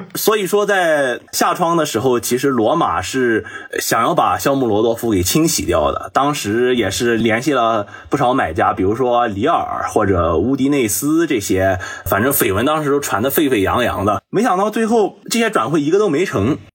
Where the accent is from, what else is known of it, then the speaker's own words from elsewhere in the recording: Jiangsu, China; 我也是个江苏人嘛